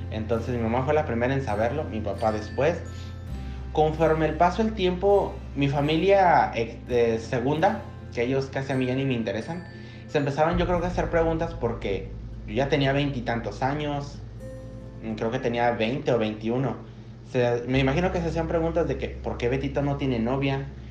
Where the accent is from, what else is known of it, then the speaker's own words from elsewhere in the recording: Tepatitlán de Morelos, Jalisco, Mexico; now in Canada; yo nazco un 28 de diciembre de 1997 a las 5 de la tarde en Tepatitlán de Morelos